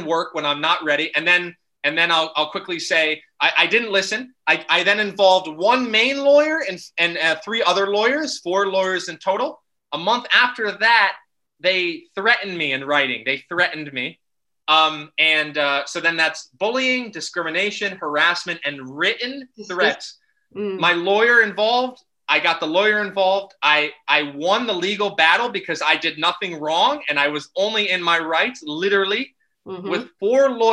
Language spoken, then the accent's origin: English; United States; moved away as an adult; now in Netherlands; I'm originally from America